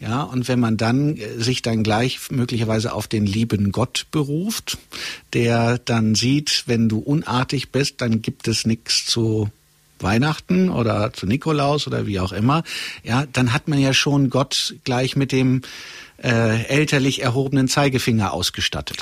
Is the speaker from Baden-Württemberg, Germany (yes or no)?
no; Gelsenkirchen / Möhnesee, North Rhine-Westphalia, Germany; halb aus Gelsenkirchen